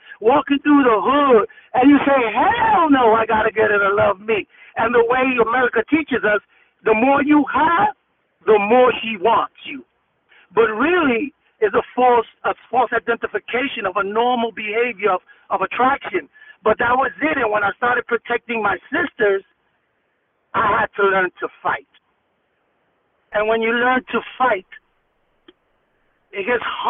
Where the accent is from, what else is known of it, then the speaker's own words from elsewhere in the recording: New York City, New York, United States; East New York, Brooklyn was the area that I was raised